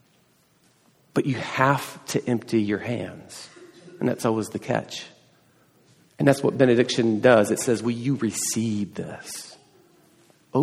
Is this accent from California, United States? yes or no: no; East Tennessee, United States; I grew up in East Tennessee